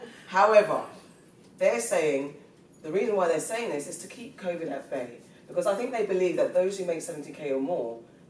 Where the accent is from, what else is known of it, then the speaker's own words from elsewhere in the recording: England, United Kingdom; I'm English.